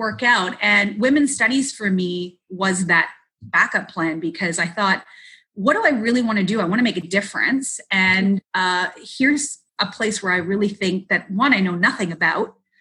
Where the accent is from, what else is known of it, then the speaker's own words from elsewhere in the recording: Mississauga, Ontario, Canada; It was a local show that we had in where I grew up in Mississauga.